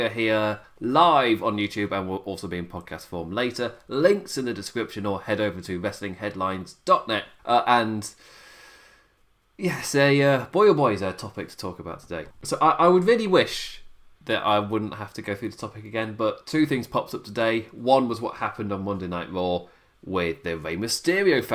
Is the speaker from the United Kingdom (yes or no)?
yes; United Kingdom; I'm British.